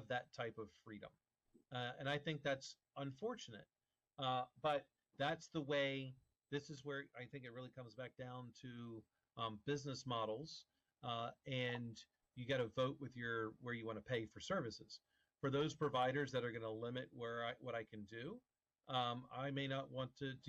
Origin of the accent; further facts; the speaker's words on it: right next to DC, Maryland, United States; moved away; I'm from Maryland.